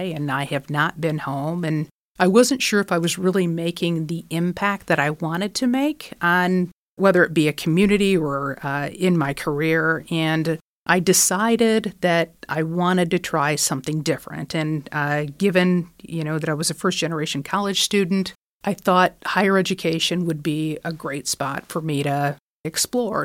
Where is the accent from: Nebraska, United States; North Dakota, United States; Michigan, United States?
Michigan, United States; I'm from Michigan, so manufacturing, I think, is in our blood